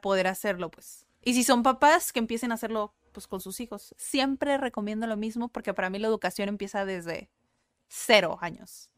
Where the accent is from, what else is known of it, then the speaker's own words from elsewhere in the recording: Mexico; first language Spanish; cómo somos los mexicanos